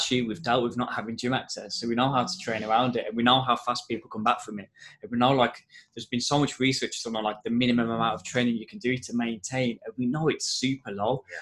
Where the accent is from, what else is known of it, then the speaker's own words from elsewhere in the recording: Wolverhampton, West Midlands, United Kingdom; because I I don't know if you can tell from my accent, but I'm from Wolverhampton, uh, so my family's really close.